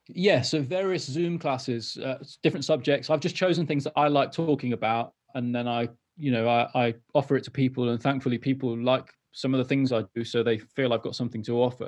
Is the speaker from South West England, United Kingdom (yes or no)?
no; Wales, United Kingdom; also born or lived in London; I'm from Wales originally, and I moved back to North Wales.